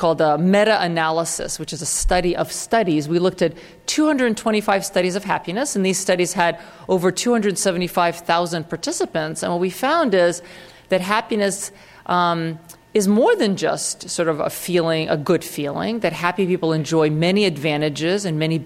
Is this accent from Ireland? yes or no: no; Russia; I come from Russia